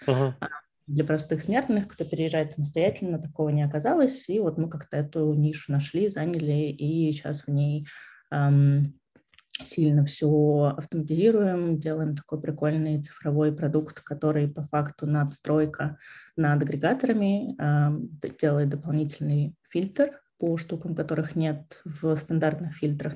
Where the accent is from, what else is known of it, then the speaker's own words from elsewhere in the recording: Vorkuta, Komi Republic, Russia; also born or lived in Saint Petersburg / Moscow / Riga; now in London, United Kingdom; я вообще из Воркуты. Потом я переехала в Питер.